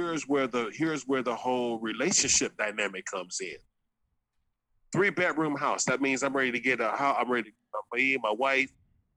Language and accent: English; Los Angeles, California, United States; moved away as an adult; now in San Diego, United States; I'm from Venice